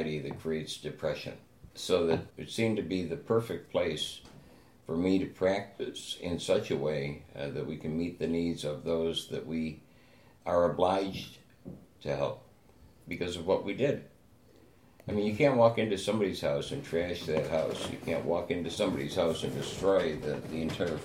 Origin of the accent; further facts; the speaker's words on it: Buffalo, New York, United States; I was born and raised in South Buffalo